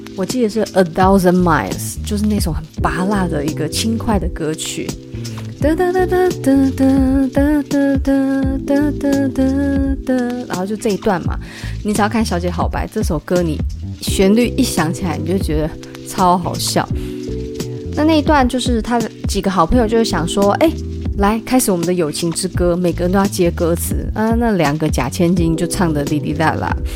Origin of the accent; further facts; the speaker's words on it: Taipei, Taiwan; 我也是台北的人